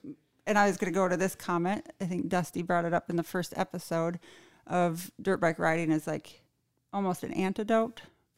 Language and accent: English; Mobridge, South Dakota, United States; also born or lived in Boise, Idaho; now in Rapid City, United States; Originally from Mobridge, South Dakota.